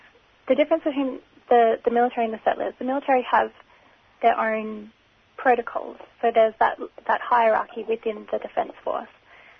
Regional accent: Australia; the fact that I'm an Australian citizen

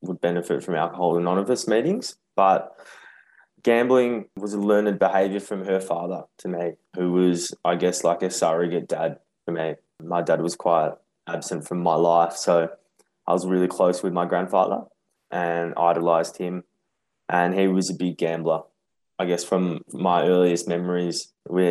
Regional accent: Brighton, Australia; I grew up in Brighton, and there was a local TAB around the corner from my house

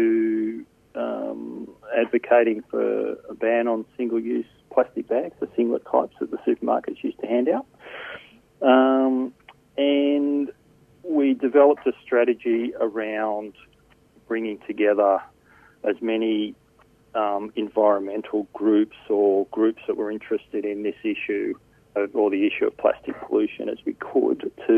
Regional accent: New South Wales, Australia; I grew up in New South Wales

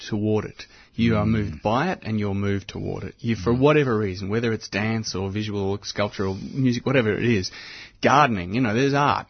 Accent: Mordialloc, Victoria, Australia; I was born in Mordialloc

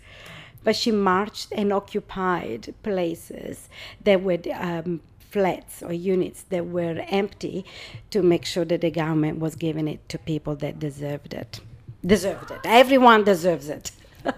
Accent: Rome, Lazio, Italy; English is a second language; moved away as an adult; now in Australia; I was born in Rome, and it's 37 years that I live in Australia.

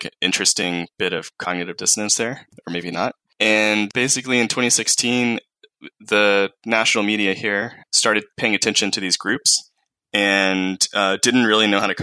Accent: the South, United States; I grew up, I'm from the South in the U.S. I grew up here, I was born here

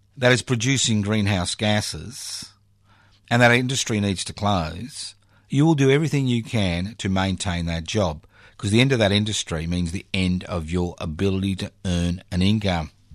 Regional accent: Australia

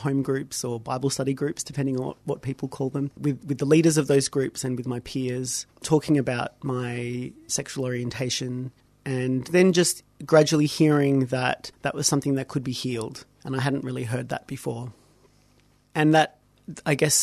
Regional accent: Melbourne, Victoria, Australia; I grew up in Melbourne, grew up in a Maltese Catholic family

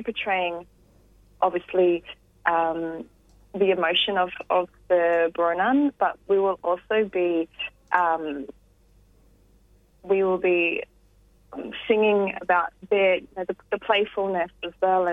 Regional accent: Gippsland, Victoria, Australia; I grew up in Gippsland

